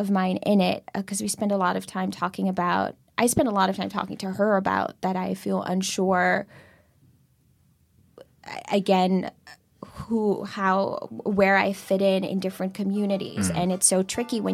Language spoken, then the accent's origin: English; Netherlands; moved away as an adult; also born or lived in Curaçao (mother's origin); now in New York City, United States; I was born in Holland, moved to America 8 years ago.